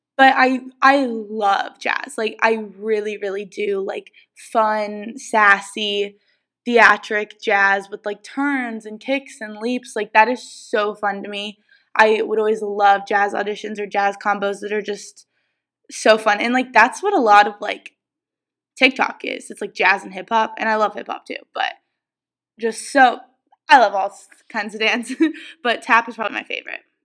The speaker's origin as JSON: {"language": "English", "region": "Ohio", "country": "United States", "tie": "born or raised there", "also_born_or_lived": "Pennsylvania", "moved": "as an adult", "said": "living in Ohio"}